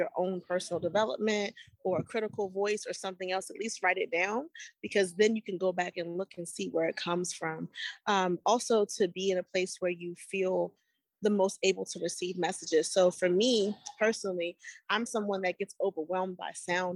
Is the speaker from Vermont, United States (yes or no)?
no; Annapolis, Maryland, United States; now in Baltimore, United States; I'm based in Baltimore, Maryland, but I was born and raised in Annapolis